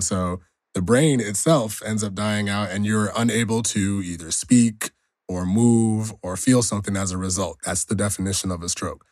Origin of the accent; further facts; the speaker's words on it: Nigeria; I'm Nigerian